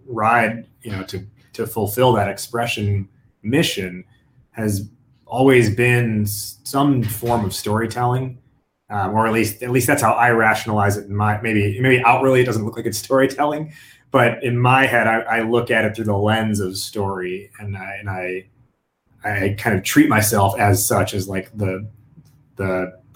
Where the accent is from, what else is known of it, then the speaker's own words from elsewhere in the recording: United States; growing up as a first generation American, living this like dual identity, where you have, you know, I'm Indian American